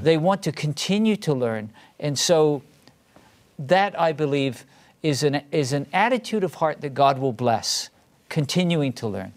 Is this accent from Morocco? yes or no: no; England, United Kingdom; first language English; moved away as an adult; now in United States; I grew up in a different country. I grew up in England.